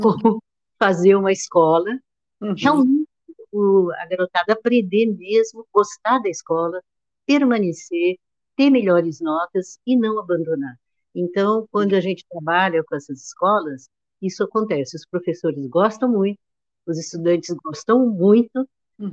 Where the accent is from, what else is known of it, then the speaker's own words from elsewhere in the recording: São José dos Campos, São Paulo, Brazil; na minha infância toda, lá no Ita, lá em São José dos Campos